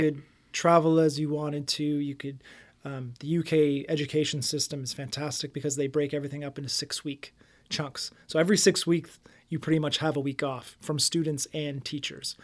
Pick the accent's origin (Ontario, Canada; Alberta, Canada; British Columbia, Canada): Ontario, Canada; Windsor; I grew up in South Windsor.